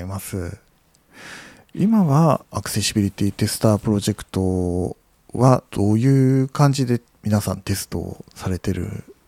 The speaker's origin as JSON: {"language": "Japanese", "region": "Nagasaki", "country": "Japan", "tie": "born or raised there", "accent": "Nagasaki dialect", "said": "もともと僕その出身が長崎なので、はい、まあ自宅ではあの長崎弁でしか喋らない"}